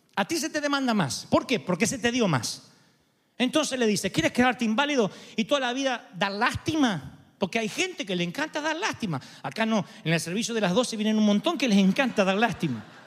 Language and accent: Spanish; Argentina; moved away; En mi país